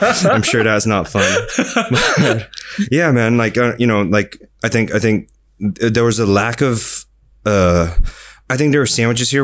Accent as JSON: {"language": "English", "town": "Fremont", "region": "California", "country": "United States", "tie": "born or raised there", "moved": "as an adult", "lives_now": "Singapore", "said": "I was born in Singapore and I grew up in California"}